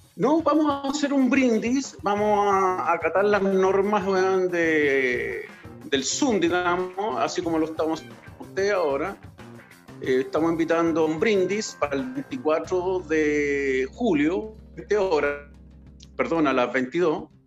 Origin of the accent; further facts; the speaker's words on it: Chile; cuando trabajé ocho horas normal como cualquier chileno